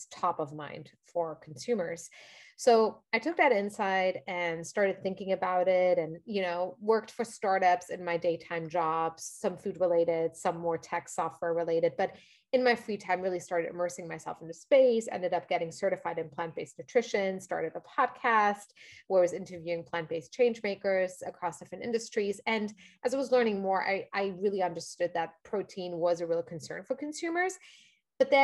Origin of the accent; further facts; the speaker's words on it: Luxembourg; moved away as an adult; now in New York, United States; I grew up in Europe. As I mentioned, I'm from Luxembourg originally